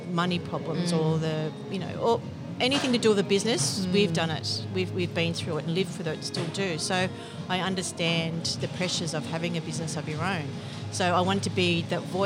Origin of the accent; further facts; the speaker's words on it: Sydney, New South Wales, Australia; moved away as an adult; now in Sutherland Shire, Australia; We're actually from Bronte's, from the eastern suburbs.